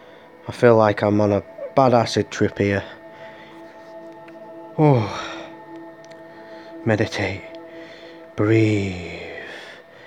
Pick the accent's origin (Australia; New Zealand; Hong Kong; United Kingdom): United Kingdom; Larne, Northern Ireland; in a week I'm going back to my hometown in Larn, if you know where that is, in Northern Ireland, where I was born